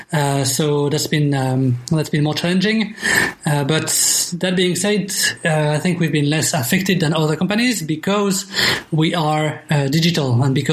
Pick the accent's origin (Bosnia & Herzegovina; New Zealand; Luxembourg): Luxembourg; English is a second language; also born or lived in France / Singapore; I'm French and from Luxembourg, so I got two, two, two citizenships.